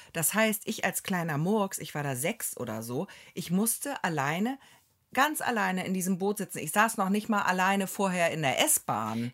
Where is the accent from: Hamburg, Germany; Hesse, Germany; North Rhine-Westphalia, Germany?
Hamburg, Germany; moved away as an adult; now in Neustadt in Holstein, Germany; ich komme ja aus Hamburg